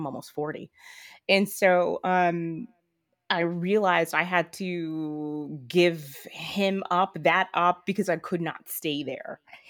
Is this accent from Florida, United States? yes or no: yes; Miami, Florida, United States; moved away as an adult; I'm from Miami. Okay. So I'm from Miami, okay. Florida.